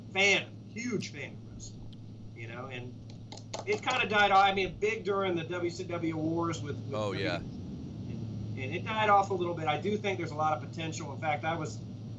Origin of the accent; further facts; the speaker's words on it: Florida, United States; growing up in Florida